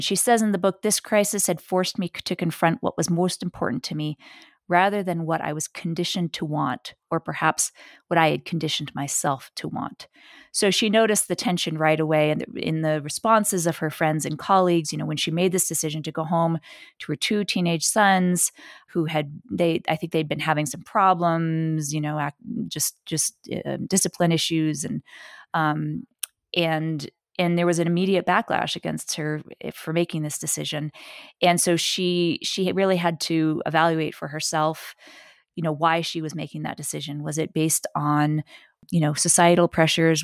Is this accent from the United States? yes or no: yes; New York City, New York, United States; I was born and raised in New York City